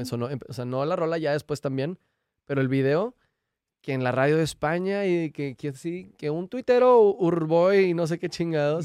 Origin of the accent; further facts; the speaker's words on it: Mexico; uno como mexicano va a Estados Unidos y se regresa a México